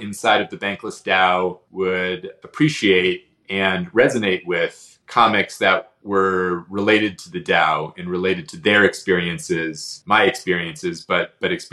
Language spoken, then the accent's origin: English; Arizona, United States; moved away as an adult; also born or lived in South Korea / Myanmar; I grew up in Arizona